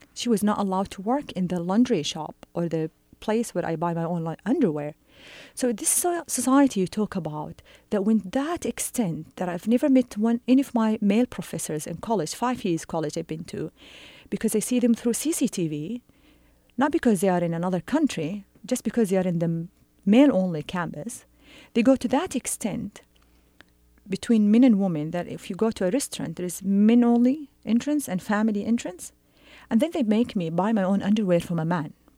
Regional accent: Saudi Arabia

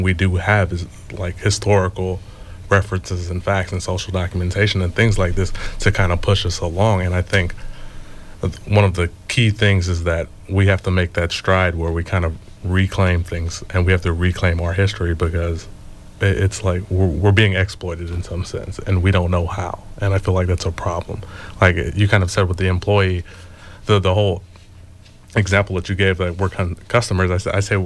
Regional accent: Los Angeles, California, United States; I grew up in South Central

